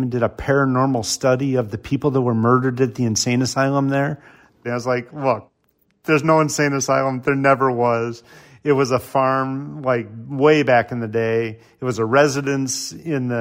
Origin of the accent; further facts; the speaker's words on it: Barrington, Illinois, United States; I grew up in Barrington